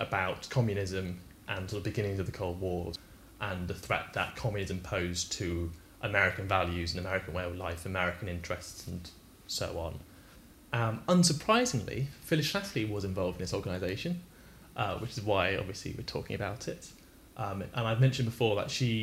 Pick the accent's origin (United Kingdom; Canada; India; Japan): United Kingdom; we're British